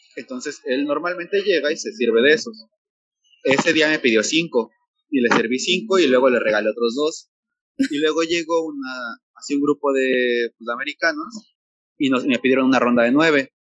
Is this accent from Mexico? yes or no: yes; Mexico City, Mexico; moved away as an adult; now in Tulum, Mexico; aquí no nos quieren a los chilangos